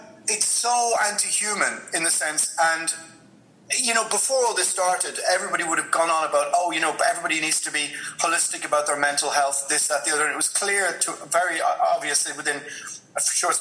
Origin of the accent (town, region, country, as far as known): Ireland